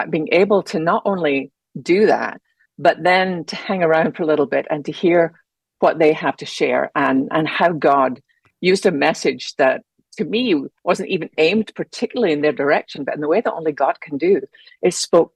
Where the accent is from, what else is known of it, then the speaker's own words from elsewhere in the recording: Scotland, United Kingdom; moved away as an adult; also born or lived in London / Geneva, Switzerland / Holland; now in United States; growing up in Scotland